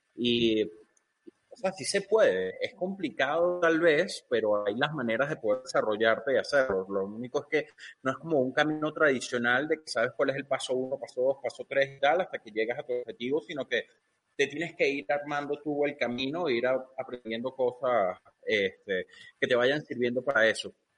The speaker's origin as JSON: {"language": "Spanish", "country": "Venezuela", "said": "Yo soy de Venezuela y Venezuela es un país que desde que estoy pequeño ha estado jodido"}